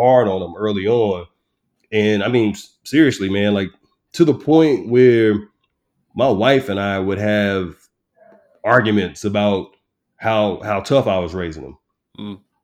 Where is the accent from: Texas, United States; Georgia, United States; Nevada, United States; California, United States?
Texas, United States; moved away as an adult; also born or lived in Newport News, Virginia; I started in my hometown